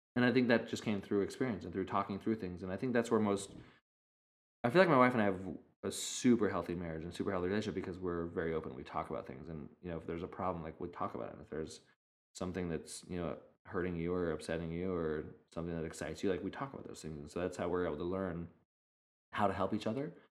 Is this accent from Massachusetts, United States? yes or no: no; Idaho, United States; also born or lived in Arizona; now in California, United States; growing up in Idaho and in Arizona, there was, I mean, a lot of open space